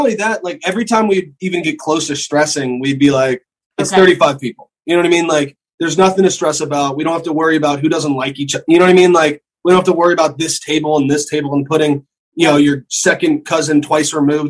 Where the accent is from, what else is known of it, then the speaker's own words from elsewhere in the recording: the South, United States; I come from the South